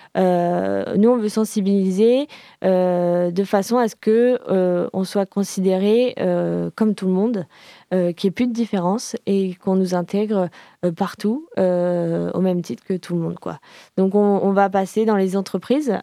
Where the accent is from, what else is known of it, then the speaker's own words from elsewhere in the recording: Paris, Île-de-France, France; now in Nantes, France; je suis parisienne d'origine